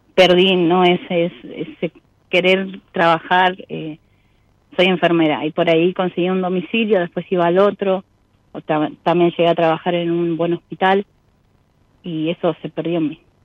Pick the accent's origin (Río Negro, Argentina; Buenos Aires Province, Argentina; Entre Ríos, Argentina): Buenos Aires Province, Argentina; west zone of Greater Buenos Aires; zona oeste